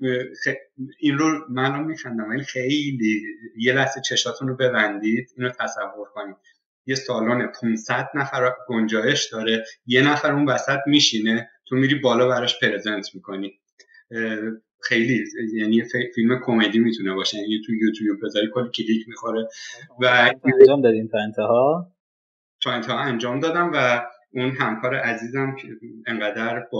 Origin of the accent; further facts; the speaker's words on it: Iran; now in Canada; فضایی که حالا در مورد ایران صحبت میکنیم باز در مورد خودم میگم از بچگی که بزرگ میشیم